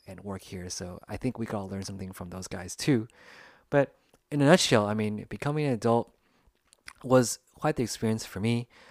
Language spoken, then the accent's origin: English; United States; first language English; I grew up in the United States and English was actually my first language